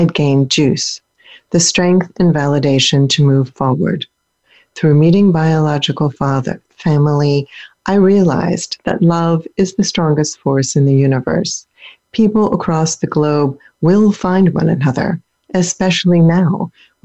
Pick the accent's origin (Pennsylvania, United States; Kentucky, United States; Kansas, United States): Pennsylvania, United States; born or raised there; also born or lived in Germany